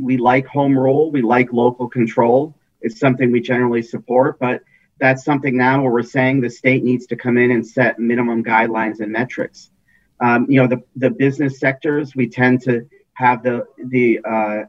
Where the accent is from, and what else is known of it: Connecticut, United States; born or raised there